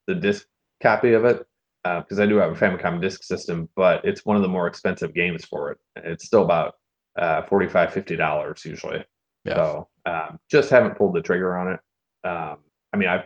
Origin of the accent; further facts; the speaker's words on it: United States; us growing up in the United States